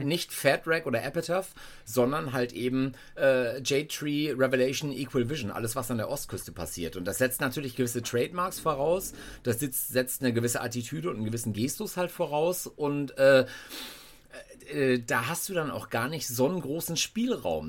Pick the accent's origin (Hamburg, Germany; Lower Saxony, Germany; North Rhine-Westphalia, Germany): North Rhine-Westphalia, Germany; ich äh, bin Westfale